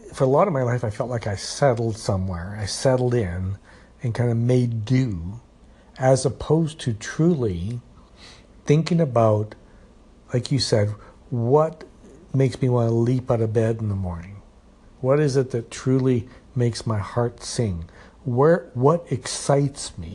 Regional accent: Edmonton, Alberta, Canada; moved away as an adult; also born or lived in Calgary; now in Red Deer, Canada; I was born in Edmonton, and so, you know, I went to school in Edmonton, and then, you know, I, as an older teenager, I got jobs in Edmonton

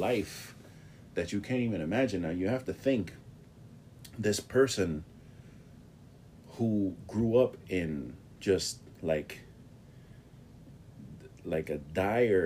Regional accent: New York City, New York, United States; I grew up in the Bronx, New York

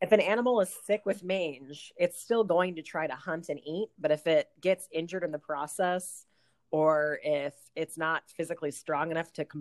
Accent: Southern California, United States; moved away; I grew up in Southern California

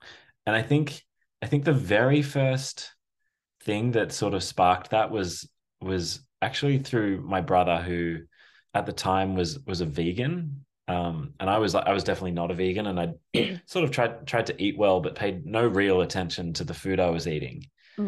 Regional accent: Australia; as you can probably tell and hear, I'm Australian, but we met in New York, through a mutual friend.

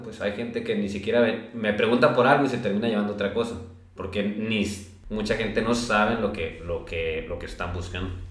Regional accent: Los Mochis, Sinaloa, Mexico; now in Guadalajara, Mexico; soy de aquí de Los Mochis, actualmente estoy en Guadalajara

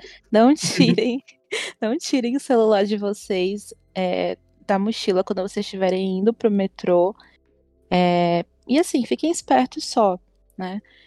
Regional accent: Brazil; a gente é brasileiro

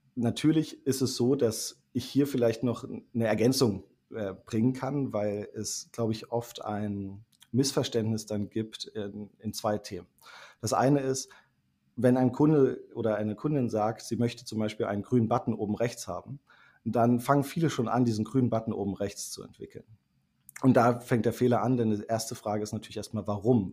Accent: Thuringia, Germany; now in Berlin, Germany; gebürtiger Thüringer, als studierter Wirtschaftsinformatiker und lebender Berliner

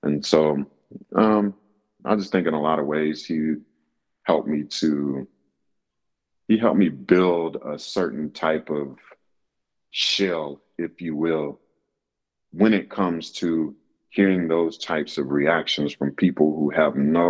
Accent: Raleigh, North Carolina, United States; I'm from Raleigh, North Carolina.

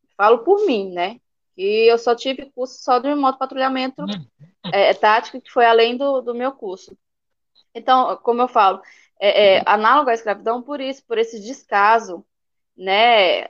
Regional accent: Altamira, Pará, Brazil; also born or lived in Imperatriz, Maranhão; now in São Luís, Brazil; natural mesmo, sou de Altamira, no Pará

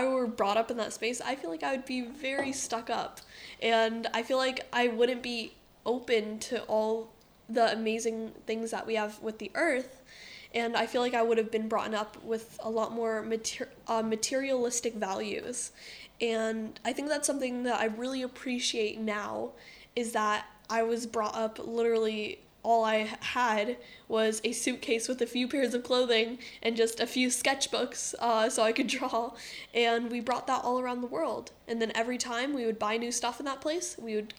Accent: United States; moved away; being American

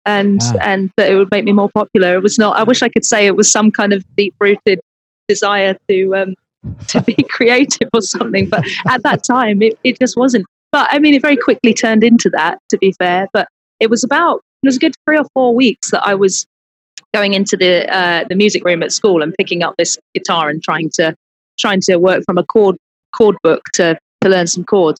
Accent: Penzance, South West England, United Kingdom; moved away as an adult; now in London, United Kingdom; I grew up in Cornwall. It's where my family are all still there. So I'm still down there quite a lot in normal times. And moved from there when I was about 18 to go to university. And I now live in London. But Penzance in Cornwall is where I'm from.

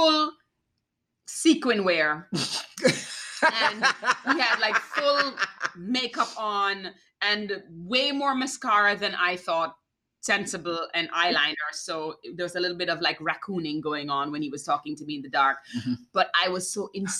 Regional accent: Jamaica; moved away; I'm Jamaican

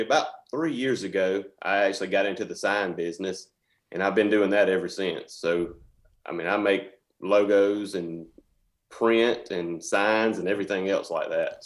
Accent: Reynolds, Georgia, United States; I was born and raised in Reynolds, and I lived over on Calhoun Street.

